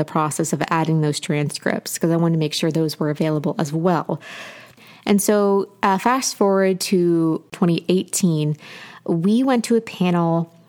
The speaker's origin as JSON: {"language": "English", "region": "Appalachia", "country": "United States", "said": "And I love their work, especially as an Appalachian person, seeing a Appalachian press, seeing a Southern press do such great work has been incredibly important to me."}